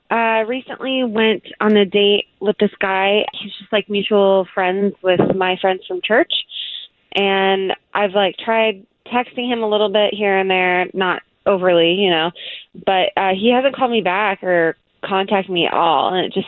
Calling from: Casselberry, Florida, United States; Hey, I'm calling from Castleberry.

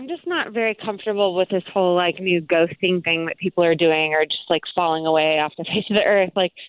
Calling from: Casselberry, Florida, United States; I'm calling from Castleberry.

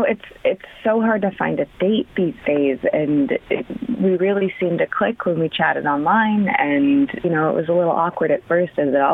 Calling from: Oakwood, United States; I'm calling from Oakwood.

